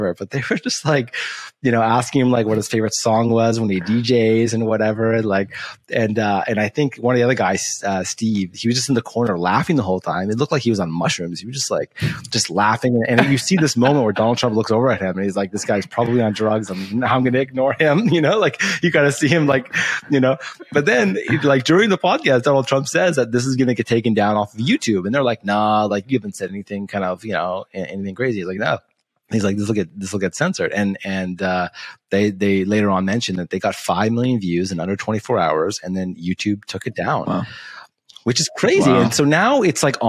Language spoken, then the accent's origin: English; Canada; I'm Canadian